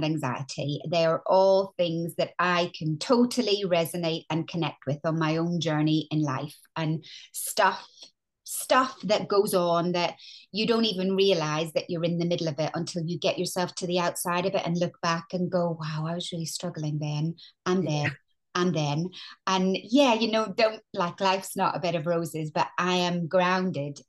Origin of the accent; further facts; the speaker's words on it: Northern Ireland, United Kingdom; moved away as an adult; also born or lived in London; now in England; as you can hear, I'm Northern Irish.